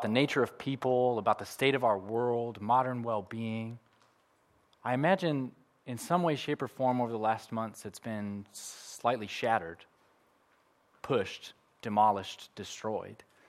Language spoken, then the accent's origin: English; United States; moved away; I'm from America